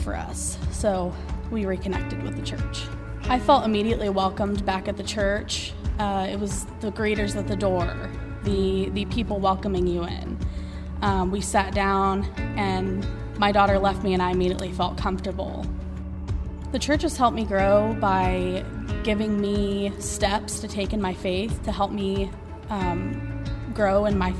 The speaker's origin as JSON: {"language": "English", "town": "Hutchinson", "region": "Kansas", "country": "United States", "tie": "born or raised there", "said": "I grew up here in Hutchinson."}